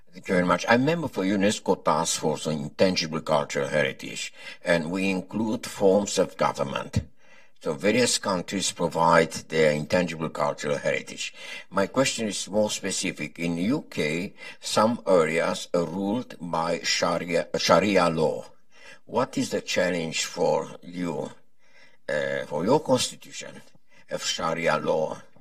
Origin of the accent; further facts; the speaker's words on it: Venezuela; moved away as an adult; now in United States; from Venezuela. Okay. Came up here about 15 years ago